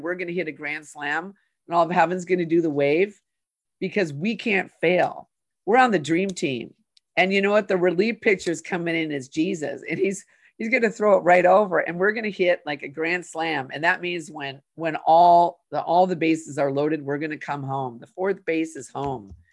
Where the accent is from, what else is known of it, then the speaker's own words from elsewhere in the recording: Saint Paul, Minnesota, United States; I grew up in Minnesota, Sarah, in Saint Paul.